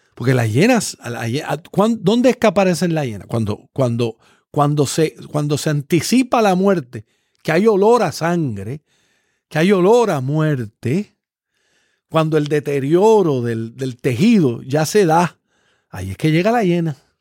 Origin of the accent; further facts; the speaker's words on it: Puerto Rico; Yo siendo puertorriqueño